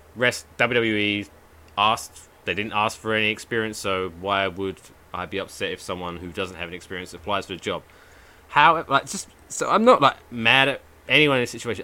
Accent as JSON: {"language": "English", "region": "England", "country": "United Kingdom", "moved": "yes", "lives_now": "New Jersey, United States", "said": "I'm I'm English."}